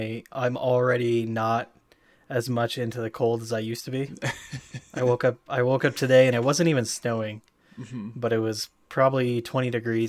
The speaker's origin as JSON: {"language": "English", "region": "Idaho", "country": "United States", "said": "are you from Idaho? I'm like, yes, I am. Definitely."}